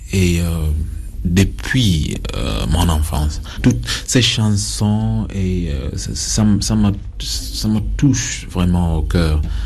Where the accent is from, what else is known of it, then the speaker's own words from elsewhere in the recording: Kampala, Central Region, Uganda; French is a second language; also born or lived in Gulu; now in France; je suis né à Kampala. Et puis, euh, mais originalement, je viens du de, Nord, hein, dans, dans, dans, une ville qui s'appelle Goulou. Mais euh, depuis euh, l'âge de trois ans, j'ai J'habitais à Kampala